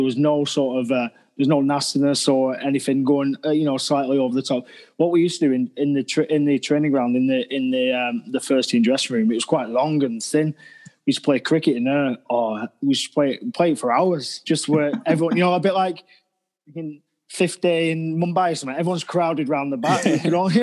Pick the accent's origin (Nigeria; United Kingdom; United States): United Kingdom; Preston, North West England; moved away as an adult; also born or lived in Sheffield; I come from Preston